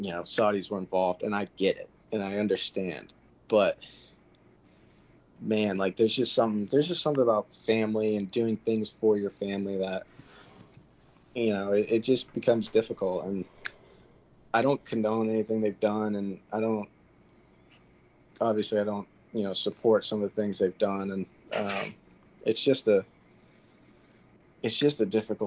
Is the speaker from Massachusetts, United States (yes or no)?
yes; Massachusetts, United States; moved away; I'm originally from Mass, and my brother and I were in school, middle school